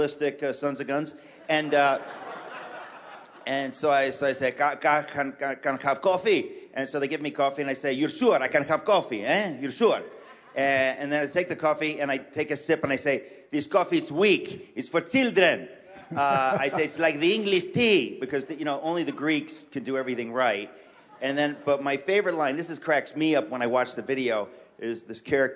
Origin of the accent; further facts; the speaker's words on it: New York City, New York, United States; I was born in New York City.